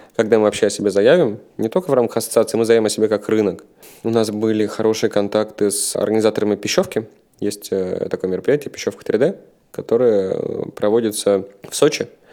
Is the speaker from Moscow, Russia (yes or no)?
no; Saint Petersburg, Russia; Я рос в Санкт-Петербурге, я сам родом из Питера